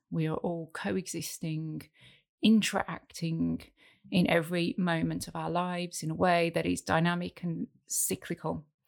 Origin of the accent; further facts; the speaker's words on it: United Kingdom; moved away as an adult; also born or lived in Hong Kong / Saudi Arabia; now in Thailand; I am British